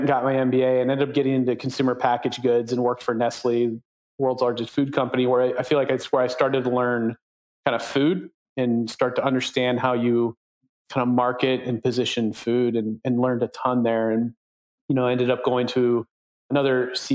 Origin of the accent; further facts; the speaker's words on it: Midwest, United States; I grew up in the Midwest